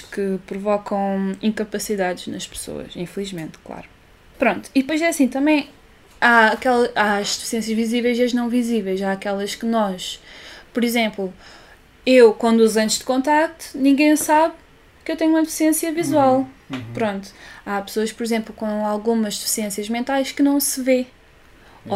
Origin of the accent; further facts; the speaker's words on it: Olhão, Algarve, Portugal; accent: Olhão; nós somos de Olhão